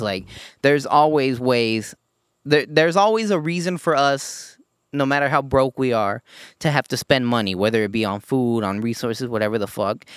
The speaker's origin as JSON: {"language": "English", "country": "United States", "said": "as an American"}